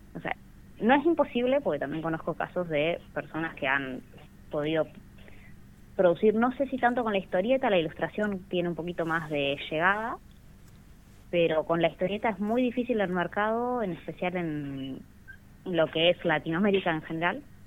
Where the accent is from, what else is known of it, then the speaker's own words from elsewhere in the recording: Rawson, Chubut, Argentina; yo soy de Rawson